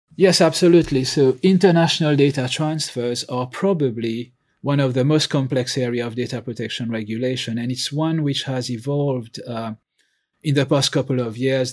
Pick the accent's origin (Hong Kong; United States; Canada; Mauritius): Mauritius; also born or lived in continental Europe; now in United Kingdom; I'm originally from Mauritius. I've lived and worked in five countries, inc-, that includes the U K, as well as in continental Europe and emerging markets.